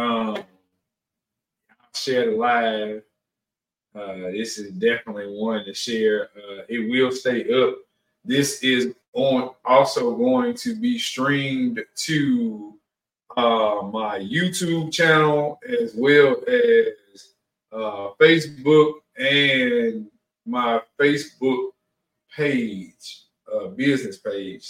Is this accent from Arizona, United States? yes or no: no; New Orleans, Louisiana, United States; also born or lived in Mississippi; I'm from Mississippi. I grew up in New Orleans